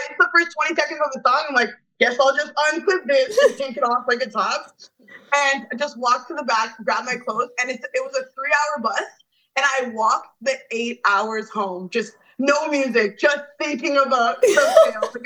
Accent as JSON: {"language": "English", "town": "Toronto", "region": "Ontario", "country": "Canada", "said": "I'm from Toronto"}